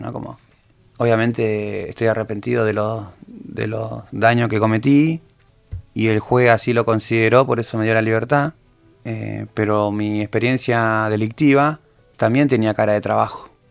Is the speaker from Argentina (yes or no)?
yes; José León Suárez, Buenos Aires Province, Argentina; ¿De dónde sos? De la Carcoa.